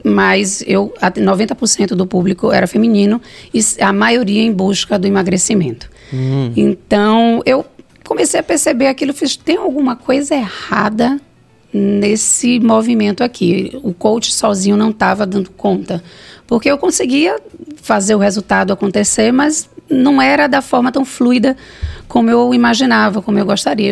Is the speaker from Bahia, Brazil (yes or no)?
yes; Salvador, Bahia, Brazil; Eu vim do Bonfim, né? Bonfim não, da Cidade Baixa, do Monte Serra, é, fui criada por dois professores